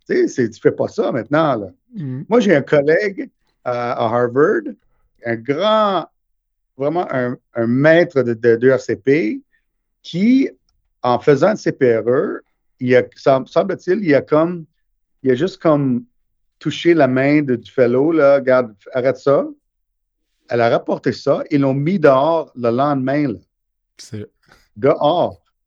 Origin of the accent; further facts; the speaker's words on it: Montreal, Quebec, Canada; also born or lived in India; je suis né en Inde, euh, mais on a déménagé ici quand j'avais neuf mois